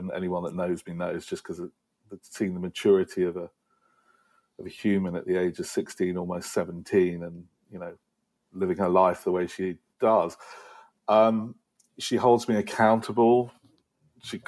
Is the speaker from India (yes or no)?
no; United Kingdom; now in United States; as a Brit